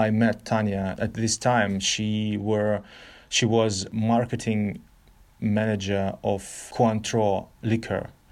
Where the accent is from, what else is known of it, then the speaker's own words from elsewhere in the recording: Novosibirsk, Novosibirsk Oblast, Russia; English is a second language; also born or lived in Kyiv, Ukraine; now in Ukraine; I was born in Novosibirsk, Russia